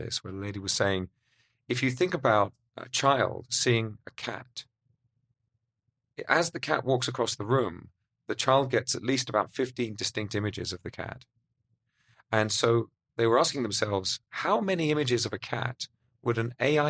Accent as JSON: {"language": "English", "country": "United Kingdom", "said": "Being British"}